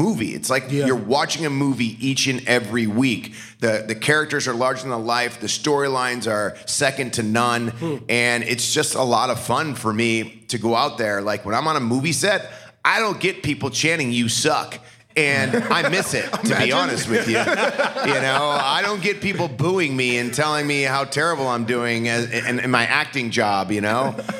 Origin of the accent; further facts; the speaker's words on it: Parma, Ohio, United States; moved away as an adult; also born or lived in New York City; I was a kid growing up in Parma, Ohio